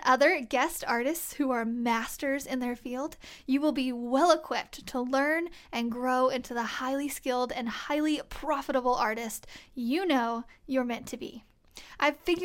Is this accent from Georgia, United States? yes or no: no; Springfield, Missouri, United States; my hometown of Springfield, Missouri